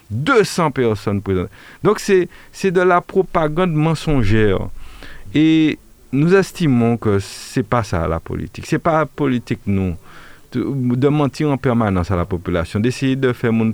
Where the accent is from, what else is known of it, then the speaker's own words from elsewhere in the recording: Martinique, France; J'ai du mal à imaginer un Français euh, y compris euh, en Martinique, puisque nous sommes français